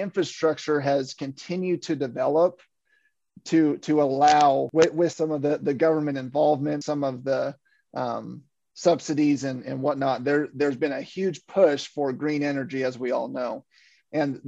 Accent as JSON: {"language": "English", "region": "Western Kansas", "country": "United States", "tie": "born or raised there", "moved": "yes", "said": "I'm from Western Kansas. I grew up on a dryland wheat farm."}